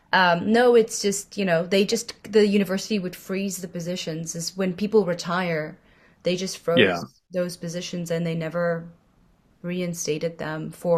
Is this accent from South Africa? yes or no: yes; South Africa; I'm from South Africa.